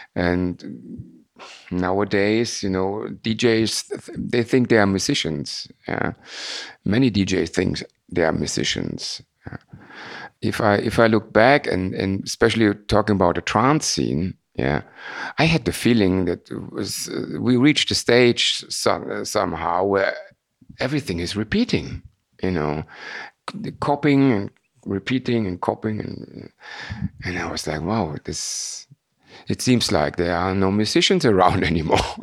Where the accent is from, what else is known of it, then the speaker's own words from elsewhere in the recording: Frankfurt, Hesse, Germany; We are from Frankfurt